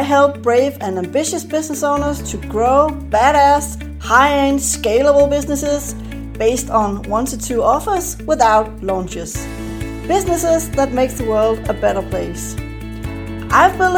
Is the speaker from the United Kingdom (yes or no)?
no; Denmark; I'm from Denmark